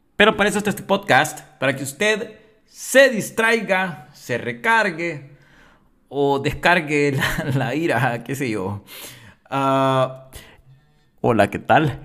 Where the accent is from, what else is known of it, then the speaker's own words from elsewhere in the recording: El Salvador; nosotros como salvadoreños